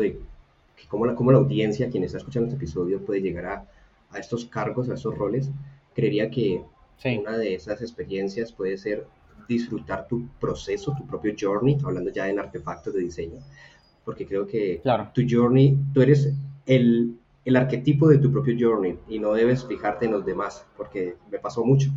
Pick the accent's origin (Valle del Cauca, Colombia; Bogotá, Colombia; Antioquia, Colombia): Valle del Cauca, Colombia; Buga; soy una persona de Buga, una ciudad pequeña en Colombia